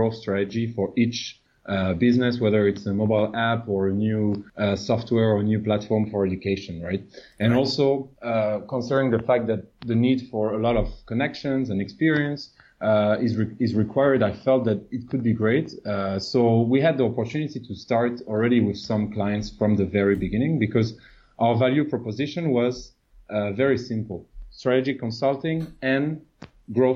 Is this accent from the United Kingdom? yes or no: no; France; moved away as an adult; also born or lived in Latin America / North America / United States / Portugal; now in Southeast Asia; before moving to Asia, so originally I'm French